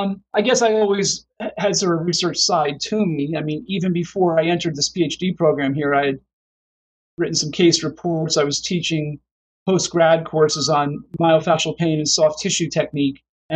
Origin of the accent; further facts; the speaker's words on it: New Jersey, United States; moved away as an adult; also born or lived in Davenport, Iowa; now in Pittsburgh, United States; I graduated in 82 from Palmer in Davenport, and I'm from New Jersey originally. So I moved back to New Jersey with my wife and kids and to be around my family, practiced there for about 10 years.